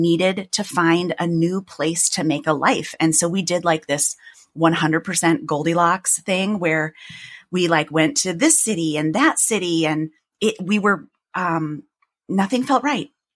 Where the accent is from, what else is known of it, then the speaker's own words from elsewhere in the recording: Chicago, Illinois, United States; accent: Midwestern; moved away as an adult; now in New York, United States; I had lived in my hometown for a long time